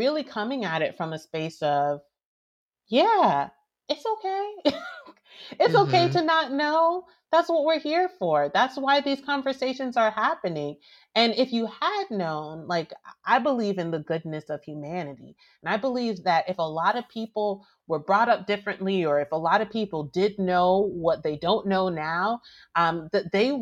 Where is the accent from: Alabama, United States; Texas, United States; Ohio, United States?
Alabama, United States; I grew up in Alabama